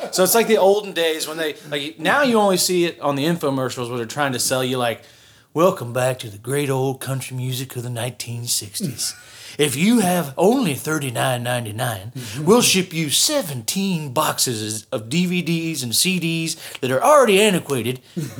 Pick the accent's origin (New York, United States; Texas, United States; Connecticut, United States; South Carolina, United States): South Carolina, United States; Folly Beach; I'm from Folly Beach, where are you?